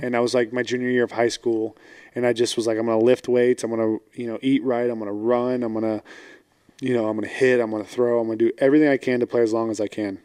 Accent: Fort Worth, Texas, United States; now in Houston, United States; I was born in Fort Worth, but I live in Houston.

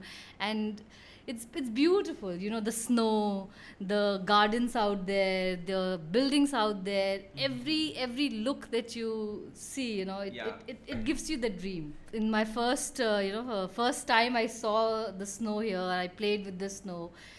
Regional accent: Patna, Bihar, India; moved away as an adult; also born or lived in Pennsylvania, United States; So I'm basically from Patna. I did my basic education from there.

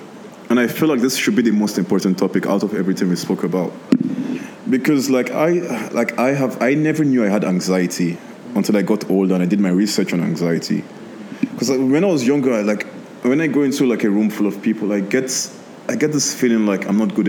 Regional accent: Nigeria; now in Lebanon; So when I grew up in Nigeria, I was always around Lebanese people. So when I moved to Lebanon, it wasn't like... new to me, you know.

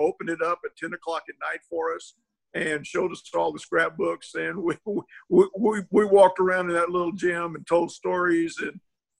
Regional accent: San Antonio, Texas, United States; Born and raised in San Antonio, Texas. Actually, if you're from Harlan, well, we just called it Harlandale, Texas. We didn't call it San Antonio, but I'm from Harlandale, Texas.

